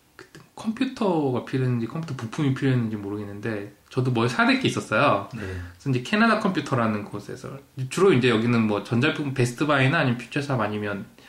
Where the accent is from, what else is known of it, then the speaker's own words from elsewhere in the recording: South Korea; also born or lived in Toronto, Canada; now in London, Canada; 한국에서 추석 때 다들 모이면